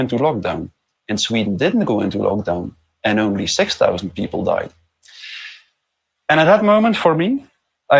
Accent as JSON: {"language": "English", "country": "Belgium", "said": "I'm from Belgium"}